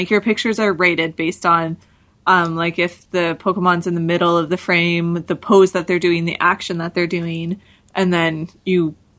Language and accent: English; Ajax, Ontario, Canada; now in Stouffville, Canada; I grew up in Ajax, and I live in Stouffville, so just GTA.